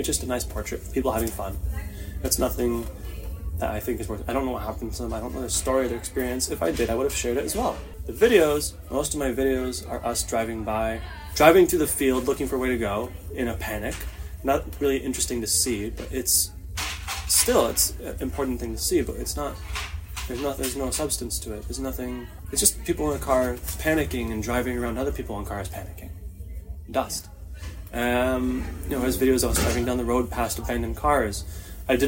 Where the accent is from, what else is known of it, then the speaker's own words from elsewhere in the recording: Toronto, Ontario, Canada; moved away as an adult; now in Israel; I grew up in Etobicoke, Queensway and Royal York in the late 90s, early 2000s